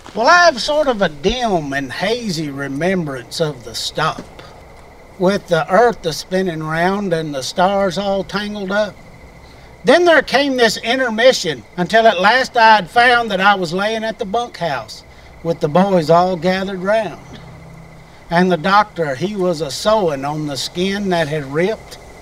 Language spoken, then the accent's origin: English; Texas, United States; I was raised in Texas